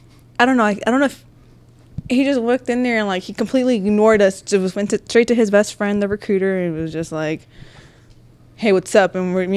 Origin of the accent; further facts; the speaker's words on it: Charlotte, North Carolina, United States; I'm from North Carolina. Charlotte, North Carolina.